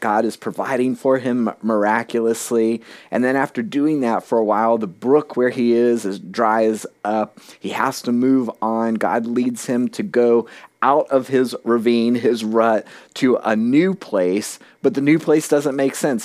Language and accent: English; South Florida, United States; moved away as an adult; now in New Hampshire, United States; I'd been born and raised in South Florida